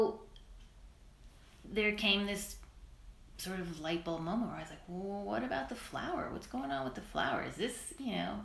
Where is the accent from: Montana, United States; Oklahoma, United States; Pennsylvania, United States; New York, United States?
New York, United States; New York City; growing up in Brooklyn